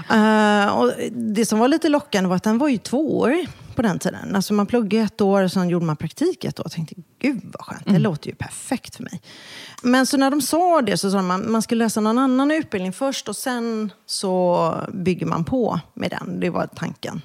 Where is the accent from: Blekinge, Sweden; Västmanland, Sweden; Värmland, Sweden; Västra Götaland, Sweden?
Västra Götaland, Sweden; Kungälv; also born or lived in Gothenburg; jag växte faktiskt upp strax norr om Göteborg. Så jag tillbringade nog min barndom och Eh, mina tonår i Kungälv